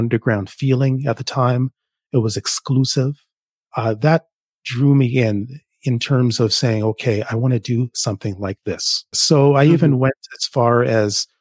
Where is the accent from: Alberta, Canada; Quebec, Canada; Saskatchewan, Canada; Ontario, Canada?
Ontario, Canada; Toronto; also born or lived in Jamaica; now in Ottawa, Canada; I live in Ottawa, but I grew up in Toronto. Originally, I'm from Jamaica. I grew up in Toronto